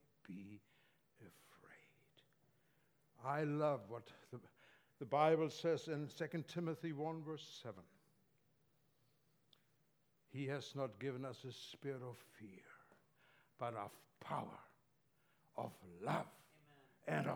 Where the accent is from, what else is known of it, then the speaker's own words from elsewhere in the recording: Germany; moved away; I grew up in Germany, as you probably noticed from my accent